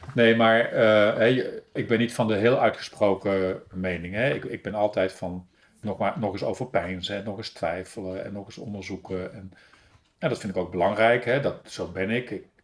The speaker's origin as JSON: {"language": "Dutch", "town": "Breda", "region": "North Brabant", "country": "Netherlands", "tie": "born or raised there", "also_born_or_lived": "Paris", "accent": "Brabant", "moved": "as an adult", "lives_now": "Hooge Zwaluwe, Netherlands", "said": "geboren in Breda"}